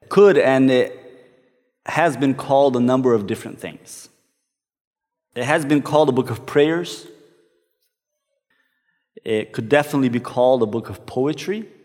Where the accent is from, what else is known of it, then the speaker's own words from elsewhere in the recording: Brazil; one that I used to sing in the church that I grew up in back in Brazil.